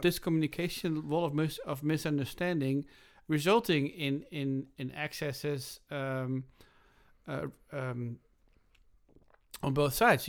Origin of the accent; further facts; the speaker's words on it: Groningen, Netherlands; moved away; when I was growing up in Groningen in the Netherlands